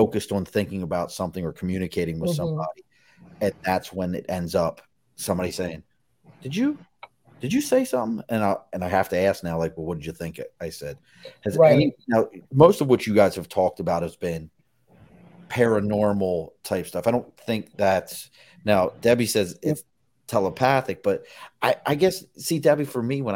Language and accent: English; Dundalk, Maryland, United States; I grew up in Dundalk